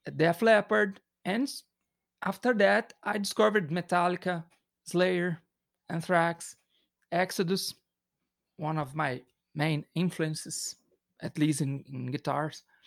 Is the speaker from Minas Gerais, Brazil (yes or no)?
yes; Belo Horizonte, Minas Gerais, Brazil; English is a second language; We are from Belo Horizonte